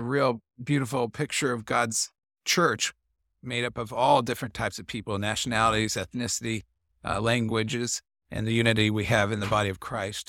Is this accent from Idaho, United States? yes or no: no; Columbus, Indiana, United States; moved away as an adult; also born or lived in Hungary; my hometown, Columbus, Indiana